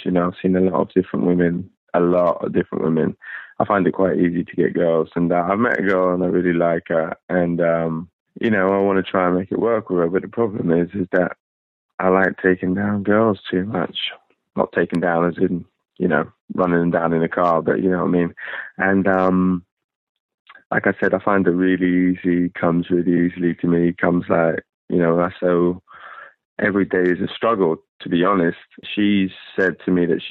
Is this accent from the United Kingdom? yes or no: yes; England, United Kingdom; accent: English; now in United States; As you can tell from my accent, I'm English, but I live in the States.